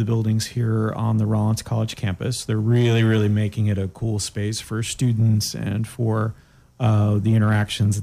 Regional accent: Daytona Beach, Florida, United States; also born or lived in Montreal, Canada / Orlando, Florida; my family came down in 73 to Daytona

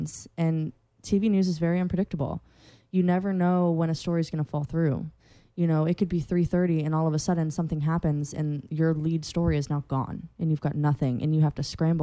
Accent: Central Florida, United States; I'm from Central Florida.

